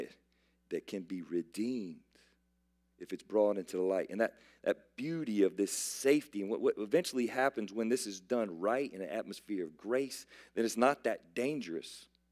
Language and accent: English; South Carolina, United States; I'm from South Carolina